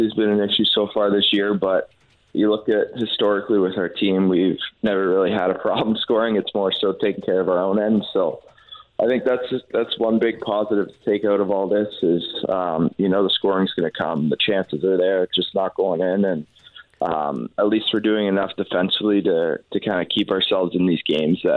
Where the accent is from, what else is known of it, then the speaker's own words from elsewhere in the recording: Canada; we're Canadian